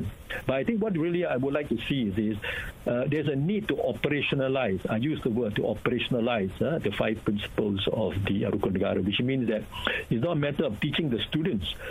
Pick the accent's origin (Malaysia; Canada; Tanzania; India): Malaysia; as a Malaysian